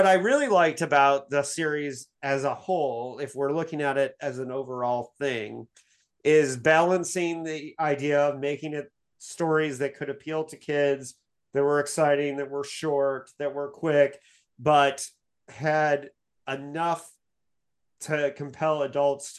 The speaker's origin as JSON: {"language": "English", "town": "Bloomington", "region": "Indiana", "country": "United States", "tie": "born or raised there", "said": "Captain Janeway statue in Bloomington, Indiana, my hometown"}